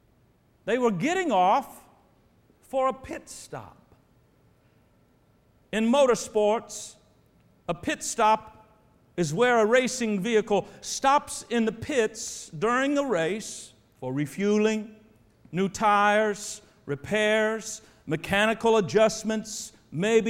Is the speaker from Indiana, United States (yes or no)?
yes; Terre Haute, Indiana, United States; moved away; I grew up in Indiana. Indiana is my home state. Terre Haute, Indiana, is my home town